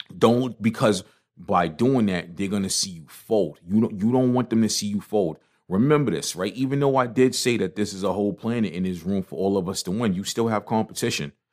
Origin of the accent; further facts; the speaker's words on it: New York, United States; moved away; even though I live out of town, I'm, I'm a New Yorker